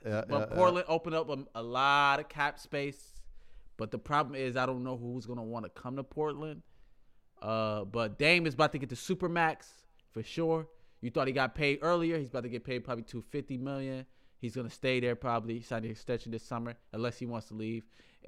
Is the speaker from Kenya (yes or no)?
yes; Kenya; You know Kenya. I'm from Kenya, right?